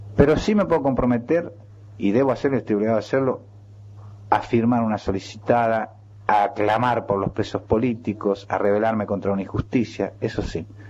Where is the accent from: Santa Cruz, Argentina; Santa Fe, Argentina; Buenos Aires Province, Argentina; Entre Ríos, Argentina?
Buenos Aires Province, Argentina; Chacabuco; now in Buenos Aires, Argentina; hablar de Chacabuco es un poco hablar de mi infancia